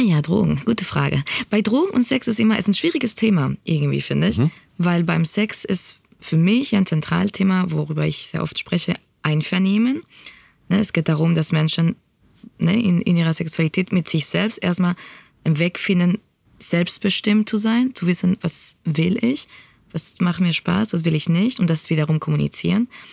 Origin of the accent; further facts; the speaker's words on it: Spain; now in Berlin, Germany; ich bin in Spanien aufgewachsen